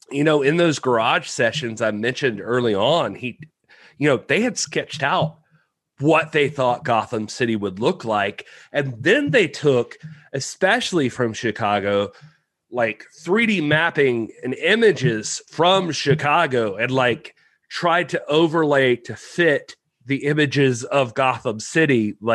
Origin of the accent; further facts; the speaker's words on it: Kowloon Bay, Hong Kong; born there; I was born in Kowloon Bay.